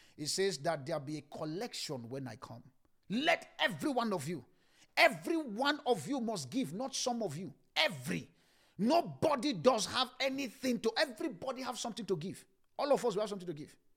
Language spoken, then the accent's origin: English; Ibadan, Oyo, Nigeria; the place I grew up in Ibadan